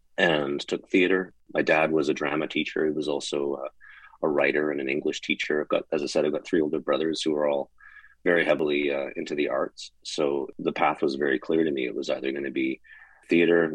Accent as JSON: {"language": "English", "town": "Calgary", "region": "Alberta", "country": "Canada", "tie": "born or raised there", "said": "I was born and raised in Calgary, Alberta"}